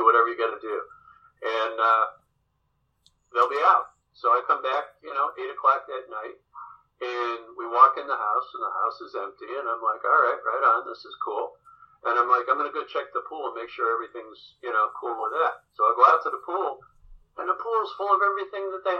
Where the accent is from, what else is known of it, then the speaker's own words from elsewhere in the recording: Chicago, Illinois, United States; moved away as an adult; now in Arizona, United States; I grew up in Chicago